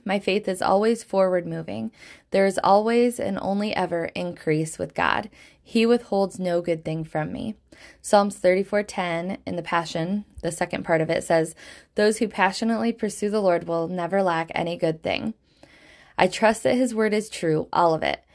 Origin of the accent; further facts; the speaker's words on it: Michigan, United States; Michigan, where I live, my home state in the United States